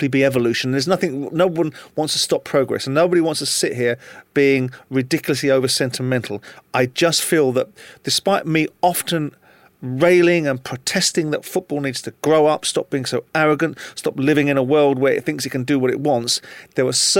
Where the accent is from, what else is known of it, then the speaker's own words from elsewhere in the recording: England, United Kingdom; as I do as an Englishman